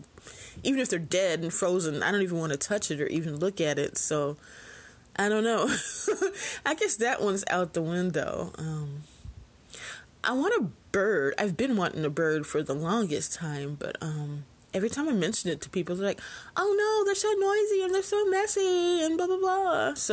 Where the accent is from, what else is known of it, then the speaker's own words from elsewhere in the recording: Alabama, United States; He might be your pet, but I'm from Alabama. That's a snake.